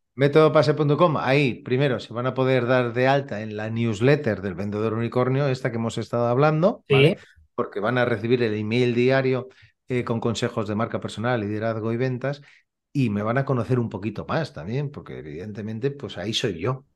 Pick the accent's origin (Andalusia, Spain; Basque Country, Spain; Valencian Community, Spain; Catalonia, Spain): Catalonia, Spain; Badalona; Yo soy de Badalona. Eh, vivo en Badalona y aquí tenemos mar